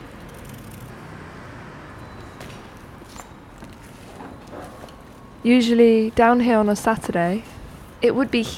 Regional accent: Bristol, South West England, United Kingdom; my hometown, Bristol, in the UK.

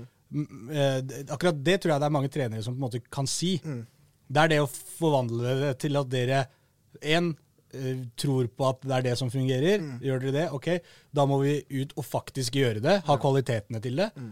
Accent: Oslo, Norway; de hører jo at jeg er fra Oslo

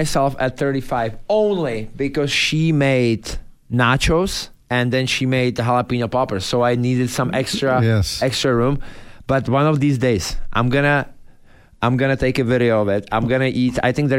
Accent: Czechia; English is a second language; moved away as an adult; now in United States; I came from Europe. There was never buffalo sauce in Czech, right? So I come over, we went to the pub, like I was 19

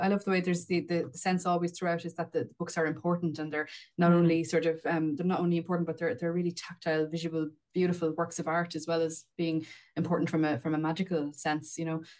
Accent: Wexford, Leinster, Ireland; an ordinary terraced house in an ordinary town in Wexford

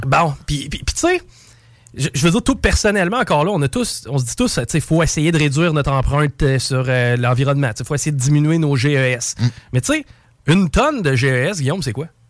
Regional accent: Quebec, Canada; en tant que Québécois

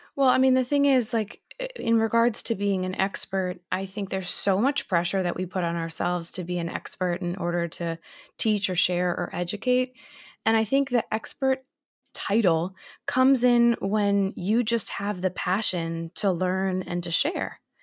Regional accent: Massachusetts, United States; now in New York City, United States; I'm actually currently from Massachusetts

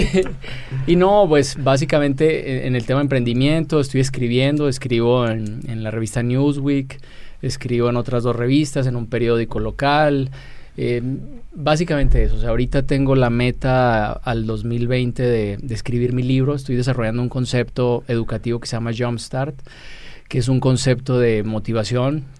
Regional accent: Colombia; moved away as an adult; now in Mexico; Yo eh, yo nací en Colombia, yo no soy mexicano, eh, no nací en México, ahora soy mexicano por naturalización hace 15 años

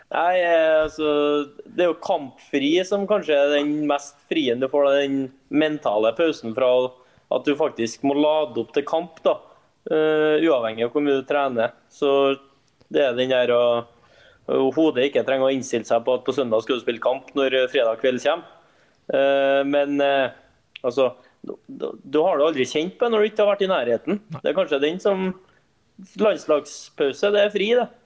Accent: Trondheim, Trøndelag, Norway; moved away; Jeg var frihelg hjemme i Trondheim

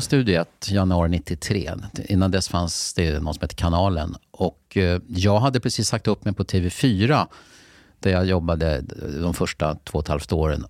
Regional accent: Lidingö, Stockholm County, Sweden; jag är från Lidingö

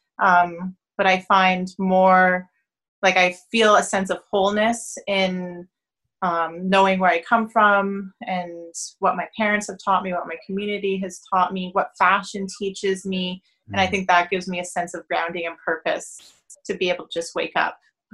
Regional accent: Toronto, Ontario, Canada; I'm born and raised in Toronto.

